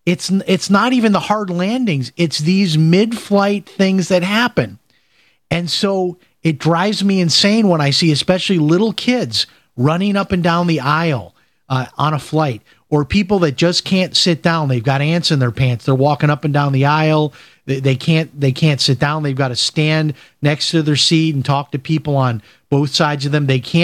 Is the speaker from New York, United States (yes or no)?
no; Chicago, Illinois, United States; as we used to call it growing up in Chicago.